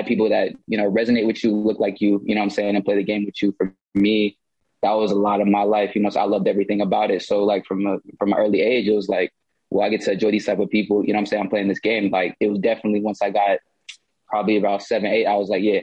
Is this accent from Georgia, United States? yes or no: yes; Atlanta, Georgia, United States; born and raised here in Atlanta